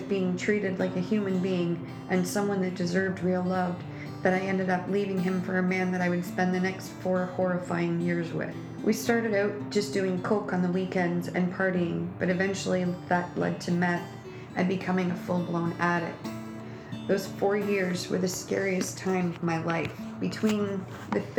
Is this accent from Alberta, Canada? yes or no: no; Kincardine, Ontario, Canada; I was born and raised in Kincardine